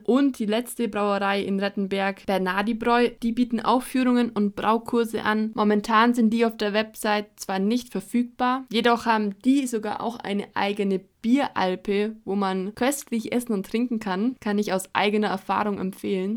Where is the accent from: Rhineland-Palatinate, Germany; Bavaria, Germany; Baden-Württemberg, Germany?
Bavaria, Germany; Allgäu; als gebürtige Allgäuerin liebe ich es, neue Ideen in unserer Heimat zu entdecken